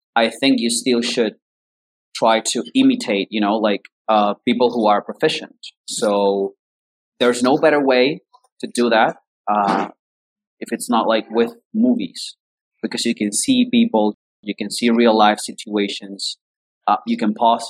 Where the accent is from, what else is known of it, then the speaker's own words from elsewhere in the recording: Caracas, Capital District, Venezuela; English is a second language; I grew up in um, Caracas, that's the capital city of Venezuela